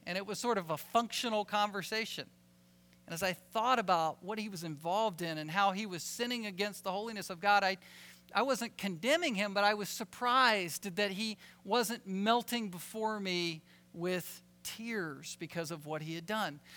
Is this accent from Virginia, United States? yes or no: yes; Virginia, United States; I'm a Southerner from Virginia